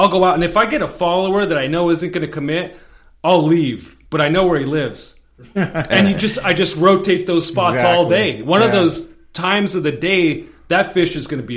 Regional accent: Covina, California, United States; I grew up mostly in Covina

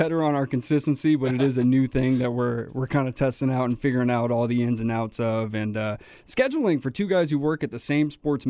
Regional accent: Hutto, Texas, United States; also born or lived in Cedar Creek, Texas; I was born in Hutto. Well, I grew up in Hutto. I was born in Cedar Creek.

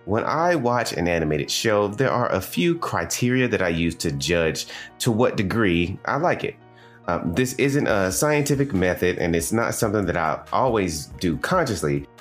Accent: the American South, United States; accent: Southern; As a man, born and raised in the American South, I have been looked down upon as less intelligent and even coerced into changing the way I speak to become more quote unquote neutral

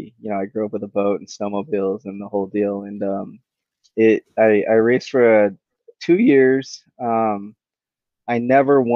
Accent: Salt Lake City, Utah, United States; growing up in Salt Lake City, there was a lot of local pros

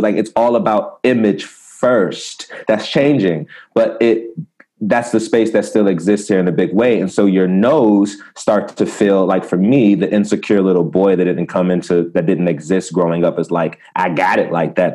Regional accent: Prince George's County, Maryland, United States; also born or lived in Baltimore, Maryland; now in Los Angeles, United States; I'm from the States, you know, Maryland

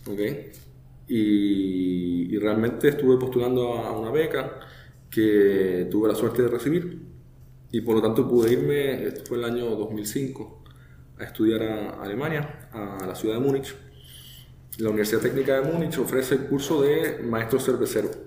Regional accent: Chile; now in Mayagüez, Puerto Rico; va a notar que yo no soy puertorriqueño, el, acento se me está pegando un poco, pero yo soy originalmente de Chile.

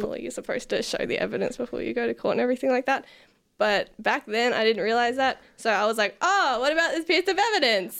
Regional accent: Lowood, Queensland, Australia; I grew up in the lovely town called Lowood

